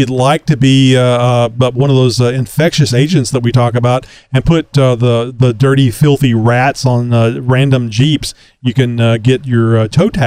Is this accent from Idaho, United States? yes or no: no; Texas, United States; I'm from Texas and I haven't left Texas many times